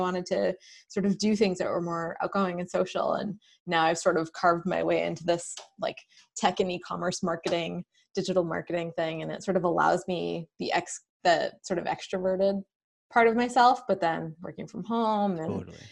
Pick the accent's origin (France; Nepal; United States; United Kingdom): United States; Manchester, New Hampshire; also born or lived in Bedford, New Hampshire; I grew up in New Hampshire. Um, I'm in Bedford now, and I grew up in Manchester